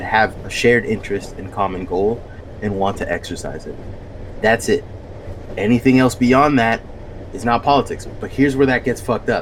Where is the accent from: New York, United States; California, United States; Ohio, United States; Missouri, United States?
California, United States; Bay Area; I'm from the Bay Area.